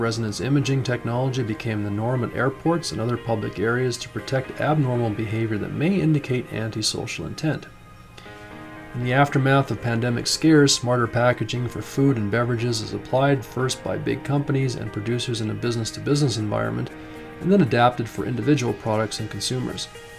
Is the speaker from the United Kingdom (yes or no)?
no; Canada; I need to start off by saying that I'm not happy doing this, but I have to as a Canadian, more importantly as a parent who wants a better future not only for my children, but for other children as well.